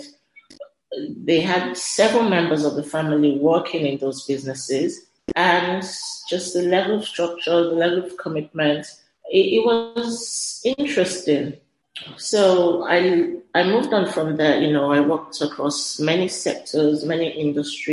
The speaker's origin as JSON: {"language": "English", "region": "Lagos", "country": "Nigeria", "tie": "born or raised there", "said": "Growing up in Lagos, I was kind of mandated to do a gap year"}